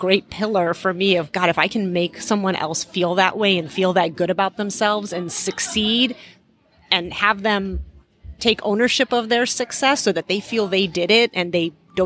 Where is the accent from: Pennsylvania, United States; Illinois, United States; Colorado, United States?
Illinois, United States; Chicago; English is a second language; also born or lived in Iran; So we immigrated to the U.S. when I was halfway through first grade. And my parents, we moved to Chicago